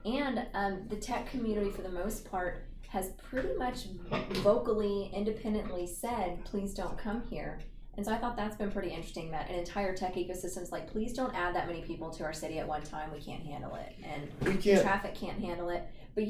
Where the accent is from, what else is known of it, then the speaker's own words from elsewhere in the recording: Texas, United States; I'm from Texas.